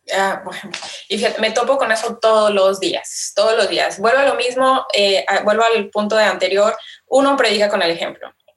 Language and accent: Spanish; Mexico; como buena mexicana, eh, buena latina